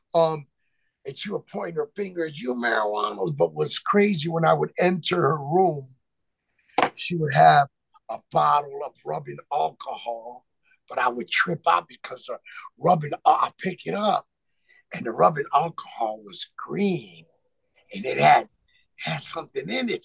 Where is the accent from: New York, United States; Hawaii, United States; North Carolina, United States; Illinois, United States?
Illinois, United States; Chicago Heights; also born or lived in McAllen, Texas / Gary, Indiana / Hammond, Indiana; now in Las Vegas, United States; my mom moved me to Chicago Heights, Illinois